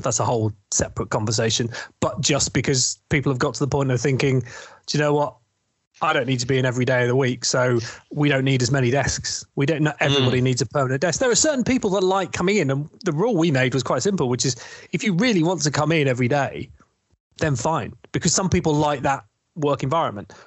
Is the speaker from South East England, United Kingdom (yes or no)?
yes; East Sussex, South East England, United Kingdom; also born or lived in London; now in north of England, United Kingdom; I'm actually from East Sussex